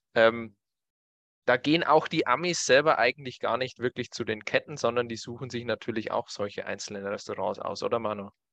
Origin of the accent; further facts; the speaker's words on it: Germany; Bei uns in Deutschland